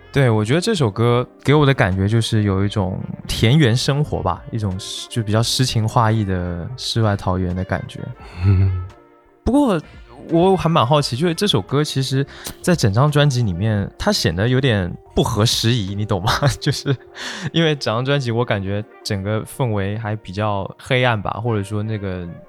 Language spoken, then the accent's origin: Chinese; Kunshan, Jiangsu, China; 我小时候是在昆山，你知道吗？其实它不在，也算苏州了吧，但它离苏州市还是有点距离